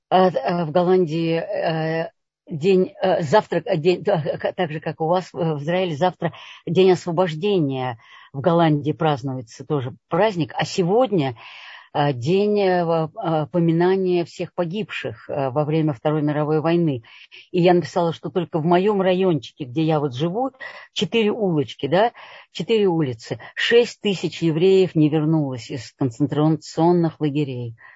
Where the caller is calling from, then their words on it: Amsterdam, North Holland, Netherlands; Добрый вечер. Это я и есть из Амстердама.